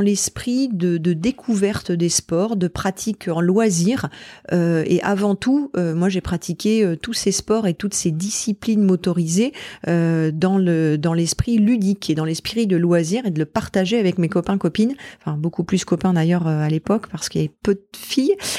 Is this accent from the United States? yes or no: no; Normandy, France; j'ai vécu toute mon enfance en Normandie